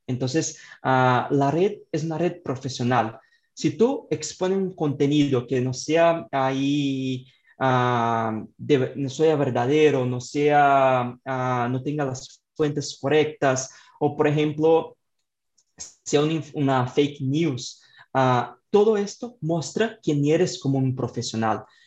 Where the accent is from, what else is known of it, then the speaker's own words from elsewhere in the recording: Brazil; Spanish is a second language; yo soy de Brasil, entonces tengo este acento ahí bastante fuerte